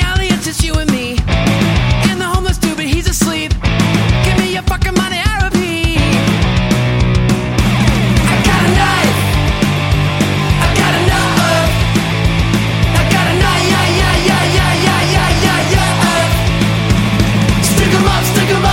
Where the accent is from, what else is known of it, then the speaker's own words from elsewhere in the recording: England, United Kingdom; as English people, we just expect everyone to speak English